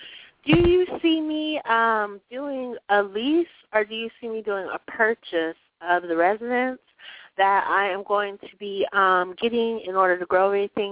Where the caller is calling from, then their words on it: Colorado, United States; I'm calling from Colorado.